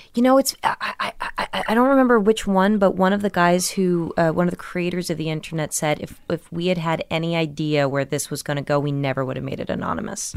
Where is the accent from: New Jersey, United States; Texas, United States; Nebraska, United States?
New Jersey, United States; Millburn; also born or lived in Brooklyn, New York; I was born in Brooklyn, but raised in New Jersey